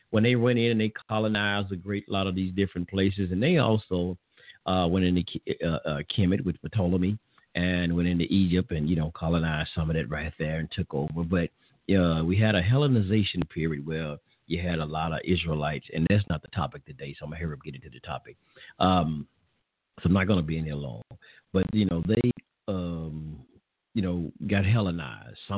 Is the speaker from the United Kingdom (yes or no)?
yes; England, United Kingdom; I'm an Englishman